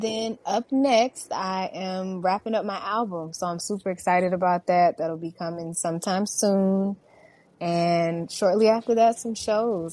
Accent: Houston, Texas, United States; I was born and raised in Houston, Texas

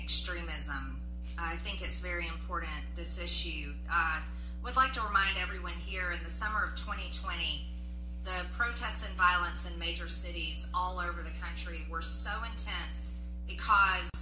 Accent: Georgia, United States; I'm from Georgia

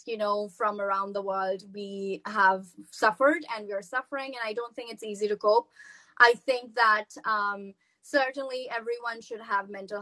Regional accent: Pakistan; moved away as an adult; I was from Pakistan

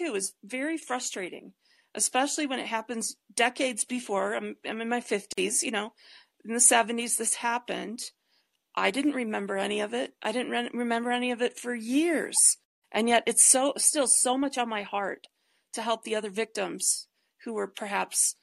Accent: Detroit, Michigan, United States; now in Colorado, United States; I grew up in Detroit and now I live in Colorado.

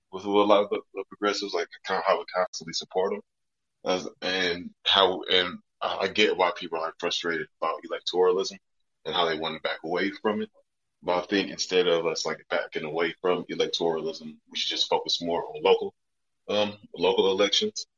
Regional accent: Detroit, Michigan, United States; now in Louisville, United States; I'm from Southwest Detroit, visiting up here right now

